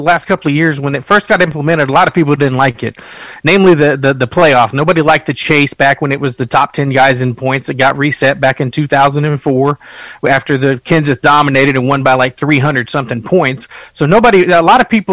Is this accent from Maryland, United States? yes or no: no; South Texas, United States; I'm from South Texas